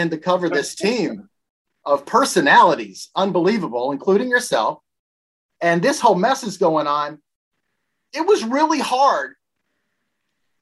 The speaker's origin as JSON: {"language": "English", "region": "Tennessee", "country": "United States", "also_born_or_lived": "Syracuse", "moved": "as an adult", "said": "I'm from Tennessee."}